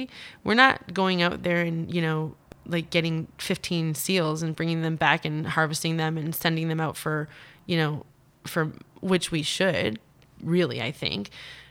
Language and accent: English; Newfoundland and Labrador, Canada; and so I'm from Labrador, which we have a lot more meat from